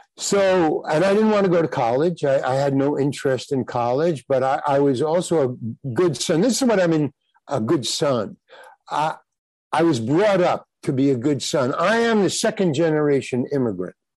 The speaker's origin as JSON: {"language": "English", "town": "New York City", "region": "New York", "country": "United States", "tie": "born or raised there", "said": "I grew up in Far Rockaway, Long Island"}